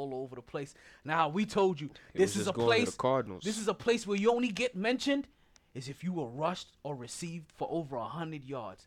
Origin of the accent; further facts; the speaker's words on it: New York, United States; I'm from New York